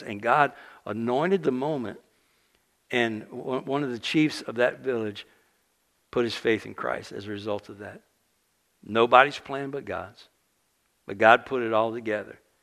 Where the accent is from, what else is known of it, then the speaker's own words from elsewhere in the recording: South Louisiana, United States; moved away; I grew up in South Louisiana